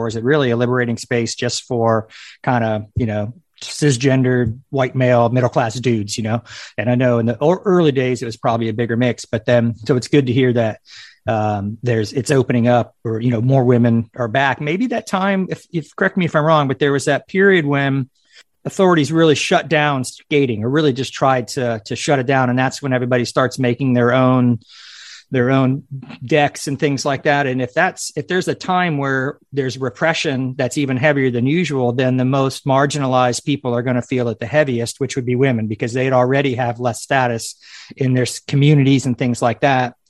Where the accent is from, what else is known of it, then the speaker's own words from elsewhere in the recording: Palm Beach County, South Florida, United States; I grew up in South Florida in Palm Beach County